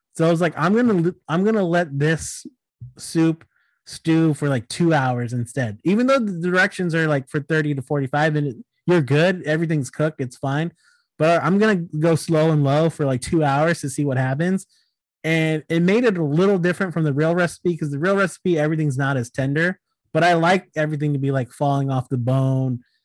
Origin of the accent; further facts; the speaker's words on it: suburbs of Sacramento, California, United States; also born or lived in New Jersey; my random ass hometown uh, in the suburbs of Sacramento